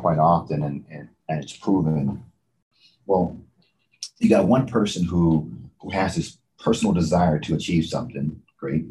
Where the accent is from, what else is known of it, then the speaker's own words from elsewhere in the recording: Texas, United States; So I was raised in Texas